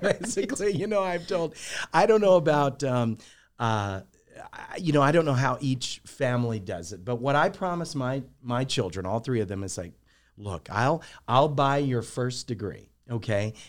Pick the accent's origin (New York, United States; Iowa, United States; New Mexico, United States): New Mexico, United States; Alamogordo; moved away as an adult; also born or lived in Albuquerque, New Mexico / El Paso, Texas; I grew up in Alamogordo. My grandparents lived there